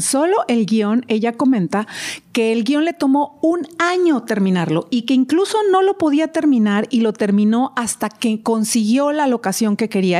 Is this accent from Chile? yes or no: no; Mexico; yo que soy mexicana